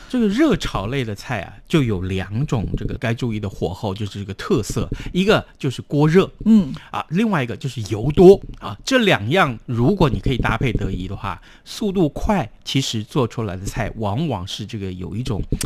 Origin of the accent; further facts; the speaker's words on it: Tainan, Taiwan; 我们台南人爱吃糖